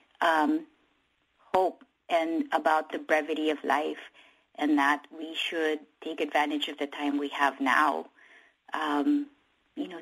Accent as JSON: {"language": "English", "country": "Philippines", "tie": "born or raised there", "moved": "yes", "lives_now": "United States", "said": "the Philippines, obviously my home country"}